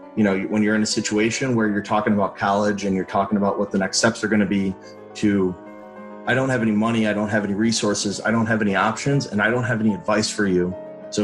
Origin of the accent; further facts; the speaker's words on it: Chicago, Illinois, United States; moved away as an adult; growing up in Chicago, it's very diverse